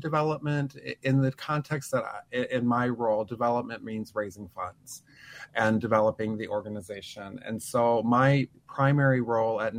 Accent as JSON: {"language": "English", "town": "Sioux Falls", "region": "South Dakota", "country": "United States", "tie": "born or raised there", "also_born_or_lived": "Minneapolis, Minnesota", "moved": "as an adult", "said": "So I grew up in Sioux Falls and I wanted to get out of there as fast as I could in the 80s. You know, South Dakota is conservative"}